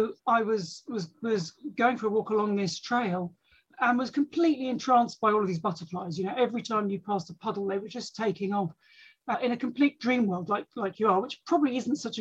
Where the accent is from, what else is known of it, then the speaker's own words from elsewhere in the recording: London, United Kingdom; now in Sussex, United Kingdom; I was brought up in London, but spent the summers in the countryside.